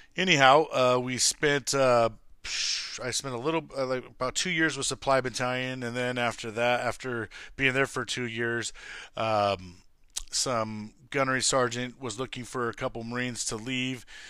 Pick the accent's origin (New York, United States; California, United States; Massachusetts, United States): California, United States; Lancaster; born and raised in Lancaster, California.